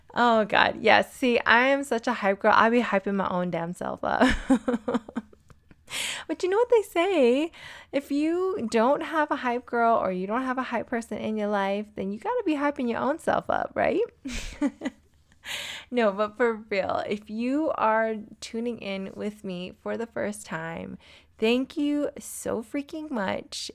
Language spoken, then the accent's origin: English; San Diego, California, United States; also born or lived in Albuquerque, New Mexico; now in Denver, United States; I grew up in San Diego, California